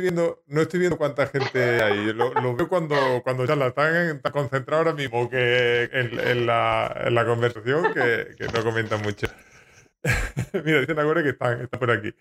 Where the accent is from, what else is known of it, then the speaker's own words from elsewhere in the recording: Jaén, Andalusia, Spain; Yo soy de Jaén, hablo mm, peculiar